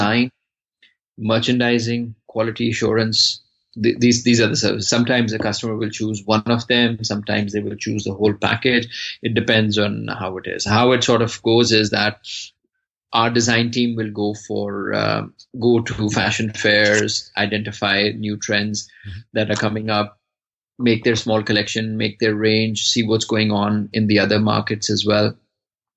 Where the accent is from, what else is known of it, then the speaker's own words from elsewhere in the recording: Pakistan; moved away as an adult; now in Brussels, Belgium; originally I'm from Pakistan and currently based in Brussels, Belgium, since last, I think, about 10, 11 years